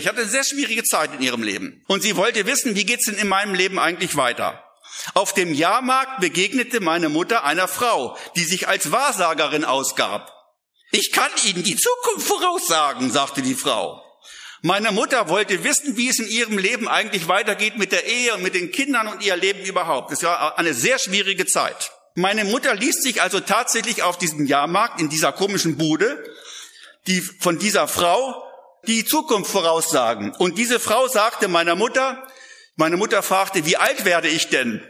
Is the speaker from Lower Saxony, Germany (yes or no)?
yes; Lüneburg Heath, Lower Saxony, Germany; ich komme aus der Lüneburger Heide